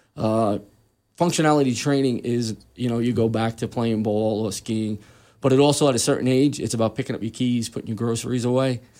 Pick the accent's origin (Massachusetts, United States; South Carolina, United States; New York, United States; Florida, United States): New York, United States; New York City; moved away as an adult; I was actually born and raised in Queens, New York.